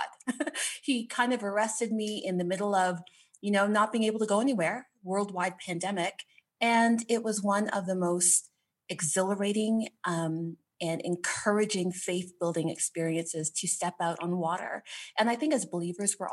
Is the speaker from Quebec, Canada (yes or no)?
no; Toronto, Ontario, Canada; Born and raised in Canada, Toronto, Canada